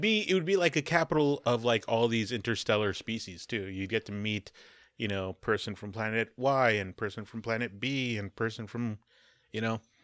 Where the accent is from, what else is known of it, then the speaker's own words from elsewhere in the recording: United States; I'm also American